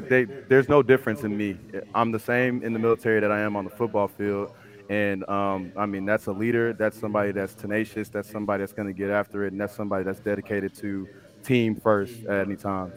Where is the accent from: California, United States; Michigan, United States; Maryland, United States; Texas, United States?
Texas, United States; Houston; I'm from Houston, Texas, born and raised.